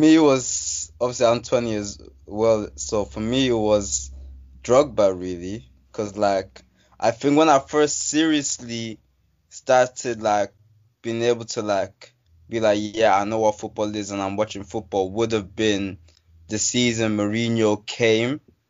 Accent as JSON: {"language": "English", "country": "Nigeria", "said": "even had me supporting the Ivory Coast for a while, even though I'm Nigerian."}